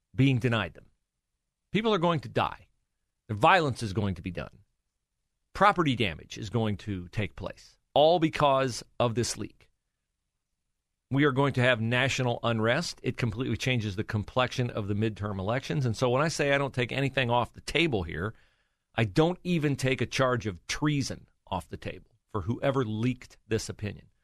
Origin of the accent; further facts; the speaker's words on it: West Liberty, Ohio, United States; my hometown, West Liberty, Ohio